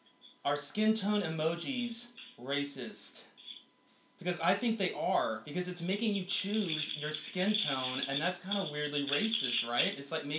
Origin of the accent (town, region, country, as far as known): the South, United States; also born or lived in Dallas, Texas